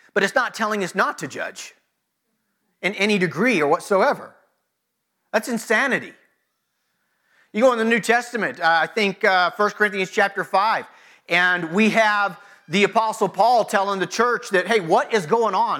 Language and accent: English; United States; American Christians